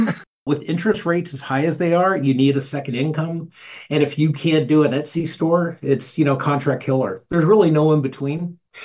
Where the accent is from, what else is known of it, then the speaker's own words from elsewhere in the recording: Arizona, United States; So I grew up in Arizona, and going back home is the best.